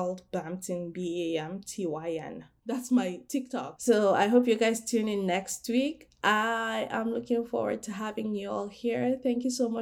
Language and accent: English; Nigeria; I'm Nigerian